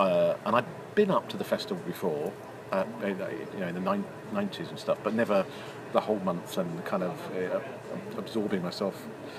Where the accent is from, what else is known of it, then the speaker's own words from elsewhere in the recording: Stanwell, South East England, United Kingdom; also born or lived in West London; Even though I was born in West London, I kind of grew up in the borders of London and Surrey and in small town Stanwell, which is not exactly what you would call buzzing with nightlife. It might have three pubs.